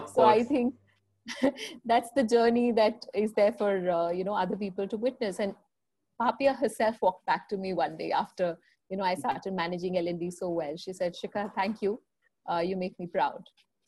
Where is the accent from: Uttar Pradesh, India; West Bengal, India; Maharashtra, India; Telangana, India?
Uttar Pradesh, India; Lucknow; now in Delhi, India; So 17 years back, when I came from Lucknow to Delhi, I realized that it's not an easy world out there.